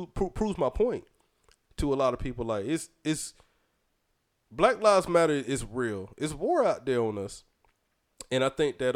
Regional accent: Fayetteville, United States; moved away; I go back home to my hometown

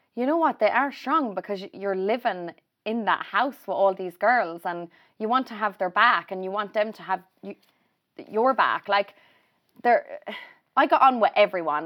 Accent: Ireland; if I did come home and I'd go to, say, Mullingar or Rutland, that's where I'd always go on a night out

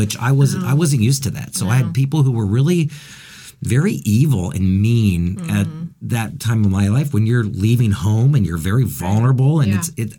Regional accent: Findlay, Ohio, United States; I grew up in Findlay, Ohio, mm-hmm. which is a smaller town of about 40 to 45,000.

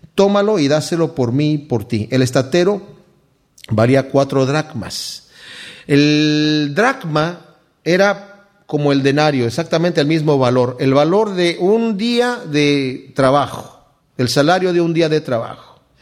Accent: Mexico; Yo, eh, crecí en México, mi padre tenía una hacienda allá

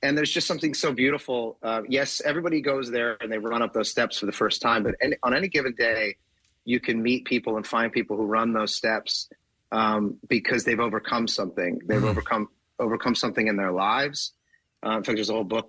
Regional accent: Philadelphia, Pennsylvania, United States; now in Los Angeles, United States; I live in Los Angeles, but I'm originally from Philadelphia

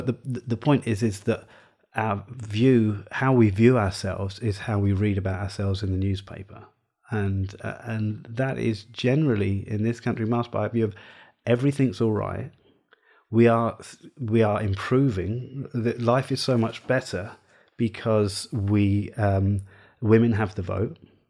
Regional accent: South East England, United Kingdom; But here's the thing: I'm a white English guy. I grew up on the Isle of Wight. Very different kind of problems down there.

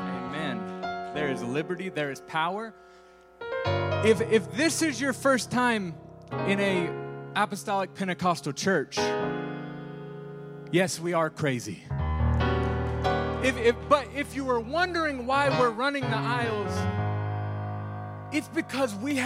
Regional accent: California, United States; I'm from California

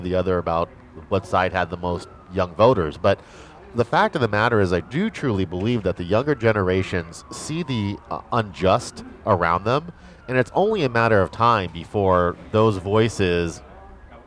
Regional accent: United States; as an American

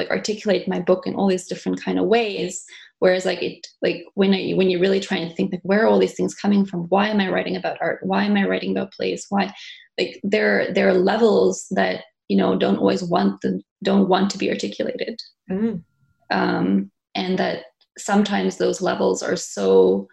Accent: South Africa; now in Montreal, Canada; I was born in Montreal. I grew up in South Africa.

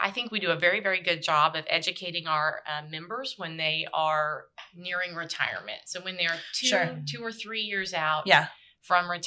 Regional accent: Marlow, Oklahoma, United States; born and raised in Marlow, Oklahoma.

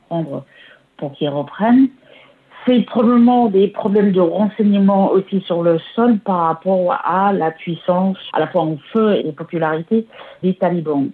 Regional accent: Washington, District of Columbia, United States; moved away as an adult; now in France; je viens de Washington

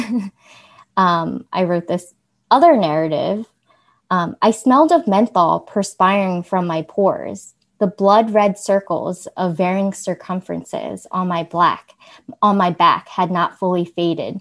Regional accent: United States; despite being born here

